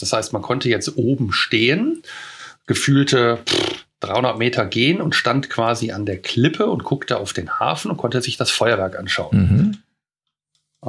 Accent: near Neandertal, North Rhine-Westphalia, Germany; wo ich herkomme, sage ich immer mhm. näher Neandertal

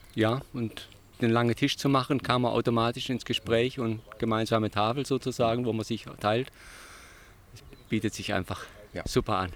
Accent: Bad Kreuznach, Rhineland-Palatinate, Germany; Vom Hunsrück komme ich sozusagen aus Bad Kreuznach

